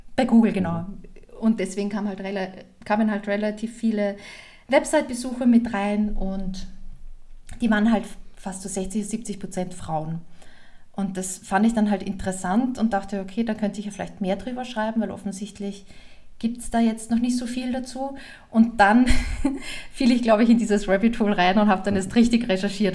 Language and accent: German; Austria; moved away as an adult; now in Germany; Also ich komme aus Österreich ursprünglich